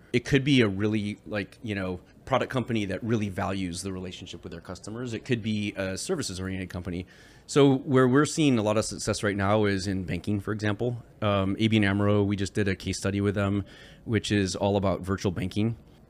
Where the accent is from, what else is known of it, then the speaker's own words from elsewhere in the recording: Michigan, United States; Because I grew up in Michigan. So why don't I know this?